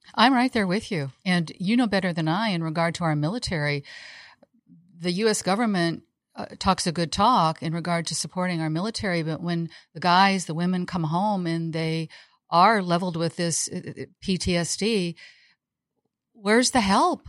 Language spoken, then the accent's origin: English; Iowa, United States; also born or lived in Chicago / Costa Rica / Saint John; now in Tampa, Florida, United States; I'm a girl from Iowa, out of the Midwest.